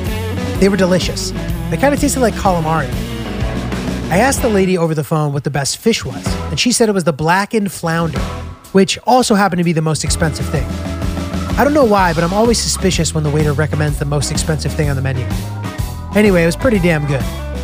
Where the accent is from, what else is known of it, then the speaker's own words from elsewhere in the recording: New York, United States; also born or lived in Brooklyn, New York; I'm from New York. Like, I used to find similar critters in my apartment in Brooklyn all the time.